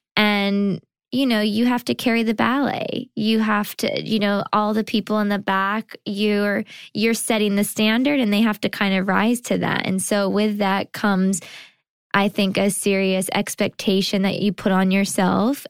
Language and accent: English; California, United States; now in New York, United States; I did lots of T V and commercials and things like that growing up in California.